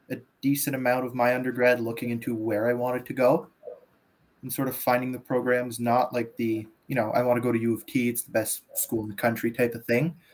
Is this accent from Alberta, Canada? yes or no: no; Sturgeon Falls, Ontario, Canada; moved away as an adult; now in Ottawa, Canada; I am originally from Sturgeon Falls, which is about uh, 20 minutes from North Bay, an hour from Sudbury, up in northern Ontario. I did my undergrad there in uh, kinesiology at Laurentian University.